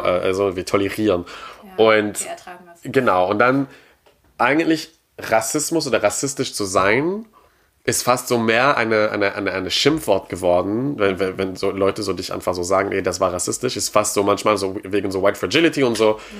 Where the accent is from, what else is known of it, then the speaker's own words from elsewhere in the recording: Quebec, Canada; German is a second language; moved away; ich komme aus Quebec